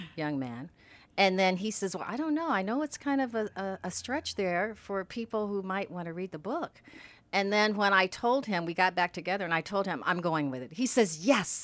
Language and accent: English; Indiana, United States; growing up in Indiana